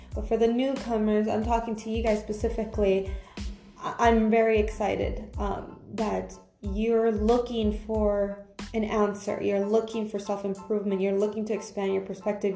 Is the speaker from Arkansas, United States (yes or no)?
no; California, United States; moved away as an adult; now in Europe; I'm from America, I'm Cal- from California